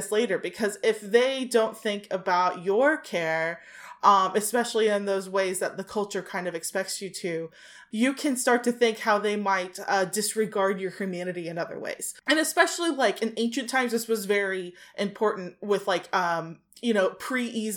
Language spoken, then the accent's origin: English; United States; I'm American